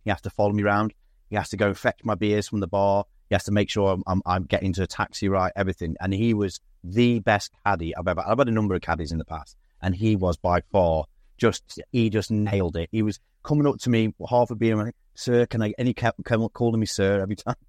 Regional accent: Stoke-on-Trent, West Midlands, United Kingdom; I'm from Stoke.

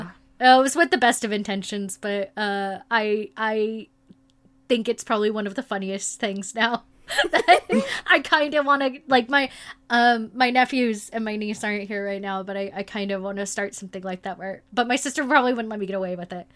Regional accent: South or Midwest, United States; growing up in South or Midwest

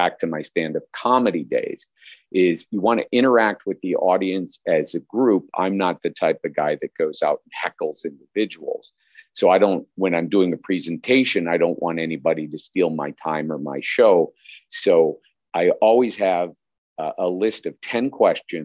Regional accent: Chicago, Illinois, United States; I grew up in Chicago area

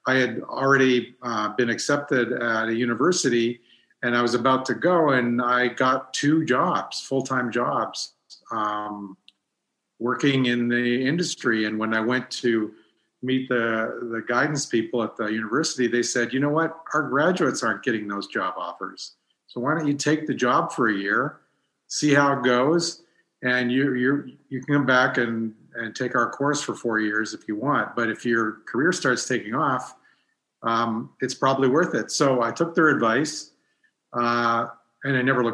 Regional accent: Bayfield, Ontario, Canada; I grew up in this small town, Bayfield, which is portrayed in Trigger Point.

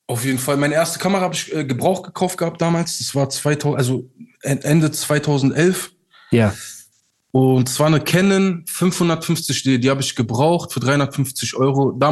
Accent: Turkey; ich war 25 Jahre alt, ja. Yeah. habe als Türke bei McDonald's gearbeitet

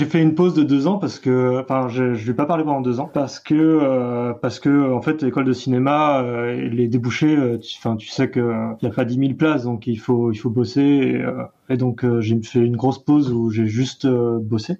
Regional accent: Brittany, France; moved away; Je viens de Bretagne.

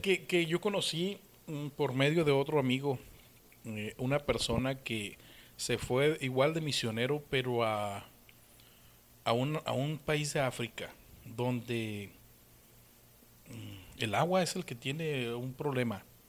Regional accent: Sinaloa, Mexico; moved away; also born or lived in Hermosillo, Sonora; aunque soy sinaloense, aunque soy nacido aquí en Sinaloa, viví un tiempo en Hermosillo, eh, viví 15 años

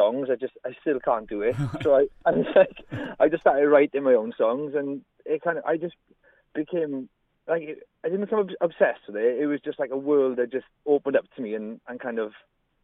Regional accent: Trehafod/Rhondda, Wales, United Kingdom; where I grew up in Troche in the Rhondda

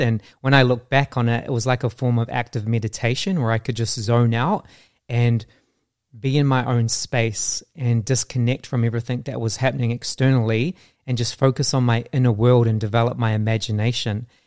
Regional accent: New Zealand; growing up in New Zealand I really struggled with my sense of self

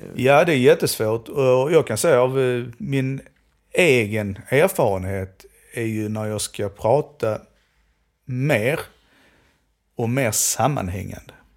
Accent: Skåne, Sweden; accent: Skånska; Jag, jag pratar skånska

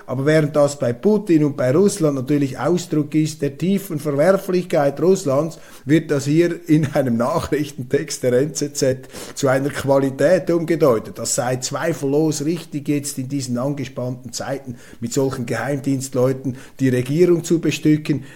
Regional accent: Switzerland; als Schweizer

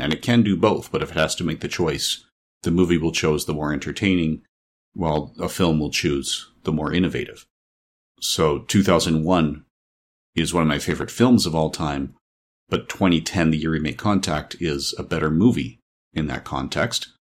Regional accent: Canada; I'm a Canadian

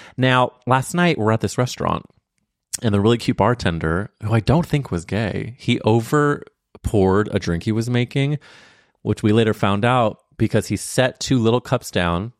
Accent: St. Louis, Missouri, United States; I'm from Saint Louis, Missouri

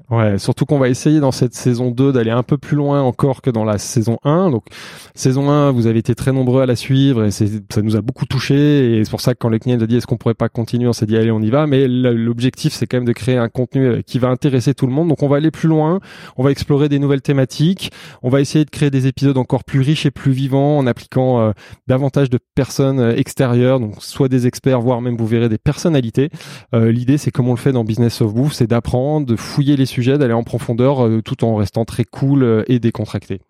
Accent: Savoie, Auvergne-Rhône-Alpes, France; en Savoie, dans ma région d'origine

